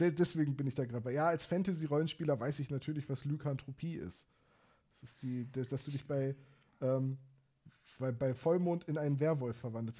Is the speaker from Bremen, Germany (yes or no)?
yes; Bremen, Germany; ich als Bremer